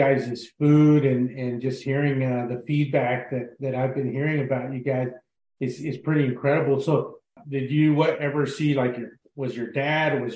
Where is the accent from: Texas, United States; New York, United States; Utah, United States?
Texas, United States; moved away as an adult; now in California, United States; I grew up in Texas. I'm born and raised Texas boy